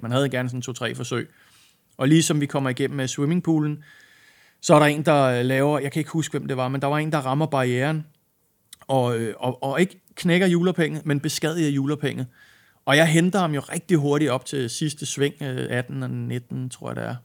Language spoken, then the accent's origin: Danish; Denmark; moved away as an adult; also born or lived in England; vi er danskere